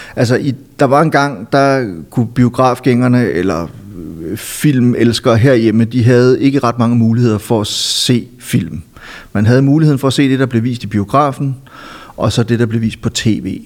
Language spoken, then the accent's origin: Danish; Silkeborg, Central Denmark Region, Denmark; moved away as an adult; also born or lived in Copenhagen; min hjemby Silkeborg